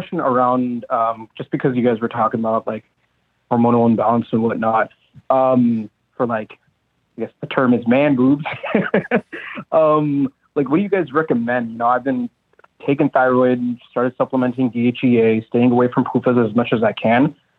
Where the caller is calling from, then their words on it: Texas, United States; calling from Texas.